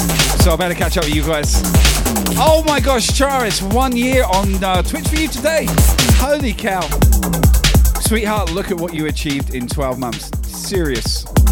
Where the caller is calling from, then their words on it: Brisbane, Queensland, Australia; I'm streaming from Brisbane, the other side of the country, Australia.